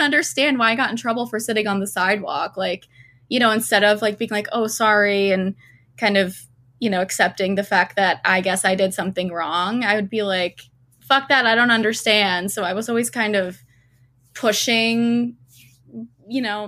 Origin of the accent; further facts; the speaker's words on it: Doylestown, Pennsylvania, United States; growing up in Doylestown was, like, hang out in Doylestown Borough